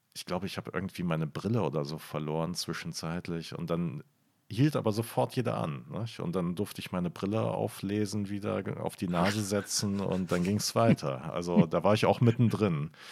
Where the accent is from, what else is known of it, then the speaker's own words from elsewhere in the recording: Bonn, North Rhine-Westphalia, Germany; ich bin halt in Bonn aufgewachsen